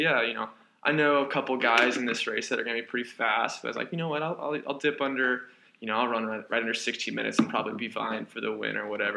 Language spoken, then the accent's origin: English; Owensboro, Kentucky, United States; moved away; I originally hail from Owensboro, Kentucky. Uh, small town, I guess you'd call it